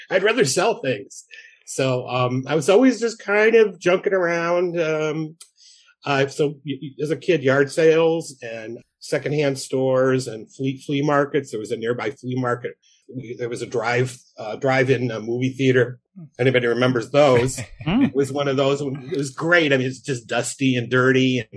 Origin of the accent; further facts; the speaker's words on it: Norridge, Illinois, United States; I grew up in Norridge, which is a little suburb on the northwest side of Chicago